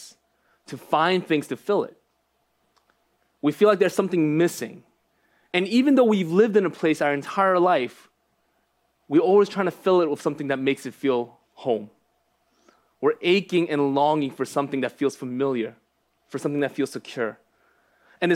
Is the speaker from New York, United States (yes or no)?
yes; New York, United States; also born or lived in Los Angeles, California / Phoenixville, Pennsylvania; moved to New York when I was one.